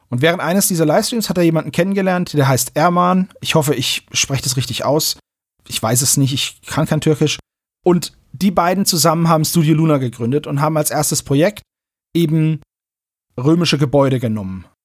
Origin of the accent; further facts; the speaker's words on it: Alanya, Antalya, Turkey; Ich komme aus Alanya, Antalya. Ich bin mir sicher, viele Deutsche kennen diese Stadt sehr gut.